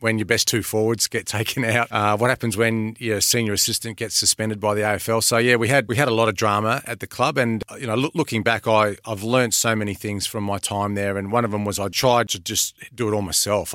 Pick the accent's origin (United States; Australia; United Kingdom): Australia; Adelaide, South Australia; moved away; Adelaide, which is my hometown